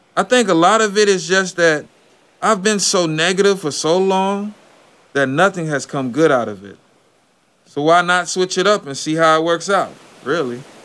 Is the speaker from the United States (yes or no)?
yes; Lakeland, Florida, United States; also born or lived in Bartow, Florida; am from Lakeland, Polk County, Central Florida. Born in Bartow, raised in Lakeland